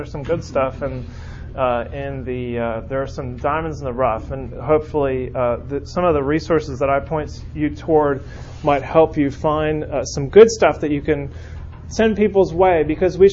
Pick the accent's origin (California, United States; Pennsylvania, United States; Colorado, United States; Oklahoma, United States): California, United States; now in Birmingham, United States; growing up in California